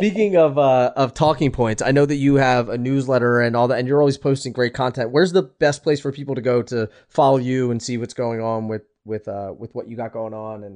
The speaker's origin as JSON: {"language": "English", "town": "Philadelphia", "region": "Pennsylvania", "country": "United States", "moved": "yes", "said": "I'm from Philly"}